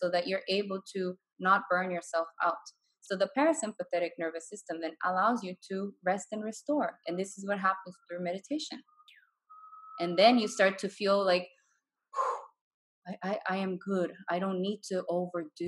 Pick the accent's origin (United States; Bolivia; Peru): Bolivia; moved away as an adult; I'm from Bolivia, and I've traveled the world. Like, I've lived abroad for 8 years now. And I'm looking at going back home now.